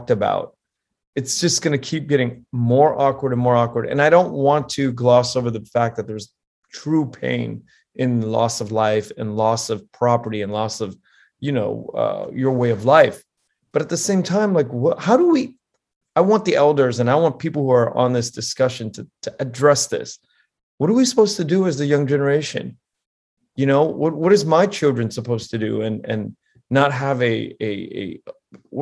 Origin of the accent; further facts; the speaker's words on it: Pennsylvania, United States; born on the East Coast. I was born in Pennsylvania, had a wonderful childhood